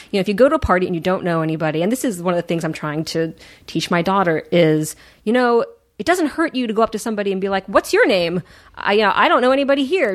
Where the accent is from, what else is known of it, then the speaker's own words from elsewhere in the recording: Washington, District of Columbia, United States; moved away; I grew up in Washington D.C.